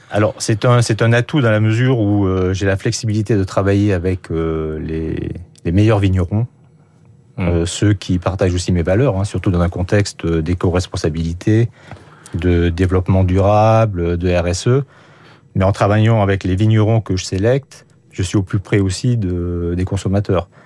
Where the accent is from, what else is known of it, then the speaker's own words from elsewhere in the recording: France; je suis français